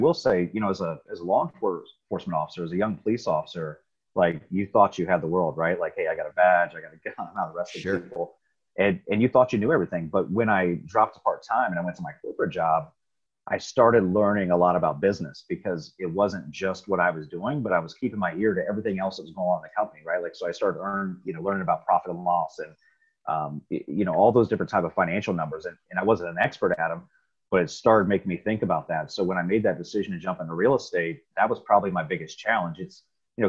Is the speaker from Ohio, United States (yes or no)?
yes; Riverside, Ohio, United States; I grew up in Riverside, Ohio. It's a little suburb right outside of Dayton